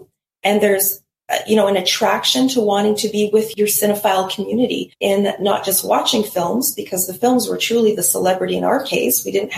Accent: Canada; But we do it, of course, so much better because we're Canadian and just far better at celebrating.

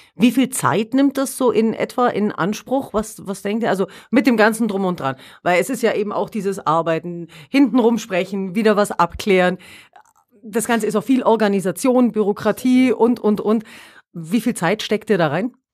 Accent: Allgäu, Germany; hier bei uns im Allgäu, also ich, ich kann jetzt bloß von mir ausgehen, wohne weit draußen, alleinstehender Hof

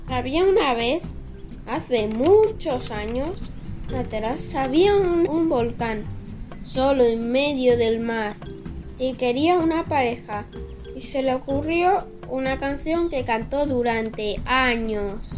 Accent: Parla, Community of Madrid, Spain; Tengo nueve años. Soy de Parla, España

